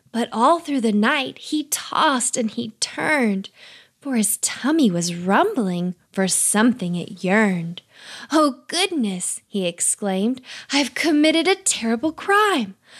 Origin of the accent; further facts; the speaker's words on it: Texas, United States; I'm from Texas too